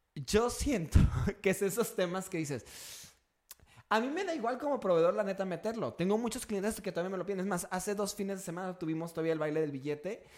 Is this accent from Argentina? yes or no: no; Mexico